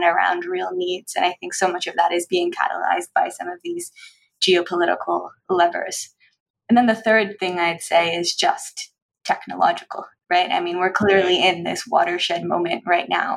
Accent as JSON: {"language": "English", "region": "Newfoundland and Labrador", "country": "Canada", "tie": "born or raised there", "also_born_or_lived": "Nova Scotia", "moved": "yes", "said": "I grew up in Newfoundland where my grandfather was a fisherman"}